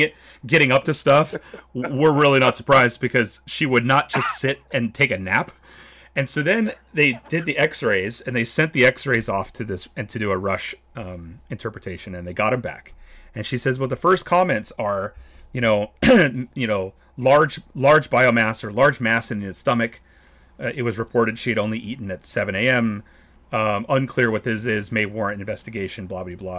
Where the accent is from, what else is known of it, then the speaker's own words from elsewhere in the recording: California, United States; as a Californian